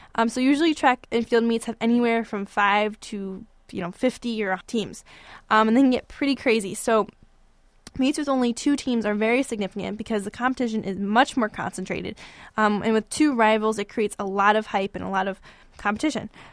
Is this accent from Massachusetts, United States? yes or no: no; Fort Myers, Florida, United States; moved away as an adult; now in East Lansing, United States; I grew up in Fort Myers, Florida